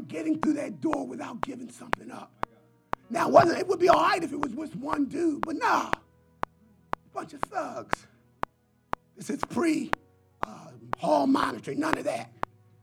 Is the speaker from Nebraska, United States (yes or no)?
no; Philadelphia, Pennsylvania, United States; I'm from Philadelphia. And somehow I graduated from Simon Gratt